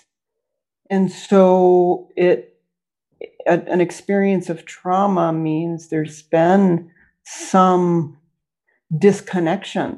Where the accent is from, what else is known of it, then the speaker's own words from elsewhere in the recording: United States; I'm an American, I live in the US.